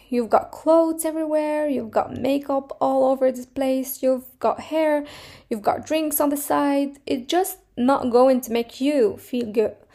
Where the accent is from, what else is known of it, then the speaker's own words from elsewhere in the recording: Morocco; now in Finland; I'm coming from Morocco